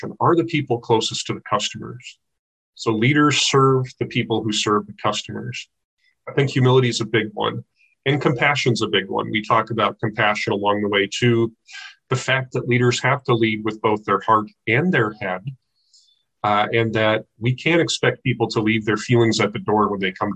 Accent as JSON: {"language": "English", "region": "Midwest", "country": "United States", "tie": "born or raised there", "also_born_or_lived": "United Kingdom", "moved": "as an adult", "lives_now": "Olympia, United States", "said": "I grew up in the Midwest."}